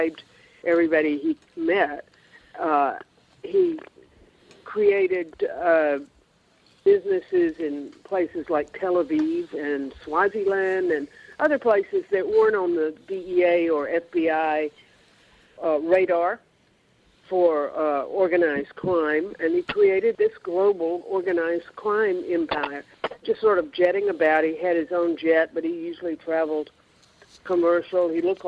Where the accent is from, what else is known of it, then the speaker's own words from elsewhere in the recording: Georgia, United States; You know, I'm from Georgia, and everybody is on all sides of every issue, and I don't talk about any of that.